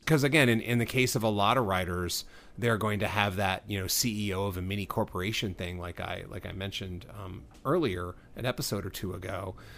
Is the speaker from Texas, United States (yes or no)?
yes; Texas, United States; now in Southern California, United States; I grew up in Texas